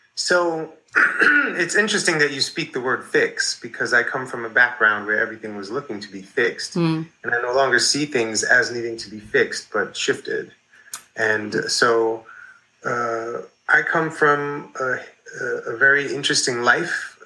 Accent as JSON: {"language": "English", "region": "New York", "country": "United States", "tie": "born or raised there", "said": "I grew up in New York in the 80s"}